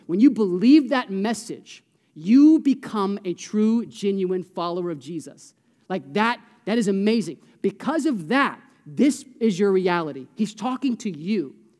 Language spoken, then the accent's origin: English; Orlando, Florida, United States; there's some incredible athletes who grew up in the neighborhood that I grew up in Orlando, Florida.